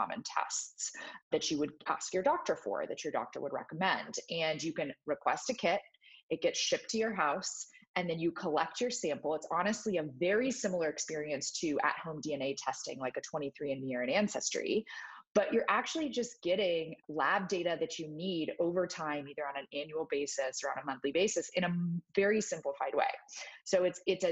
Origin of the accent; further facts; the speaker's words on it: Texas, United States; I grew up in Texas